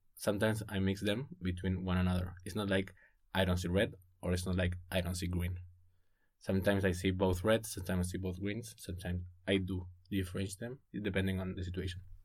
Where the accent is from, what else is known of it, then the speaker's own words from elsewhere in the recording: Buenos Aires, Argentina; moved away as an adult; I'm from Buenos Aires